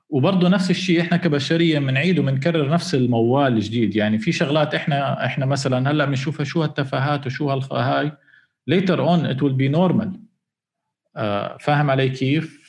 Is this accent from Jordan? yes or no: yes; Jordan; احنا كاردنيين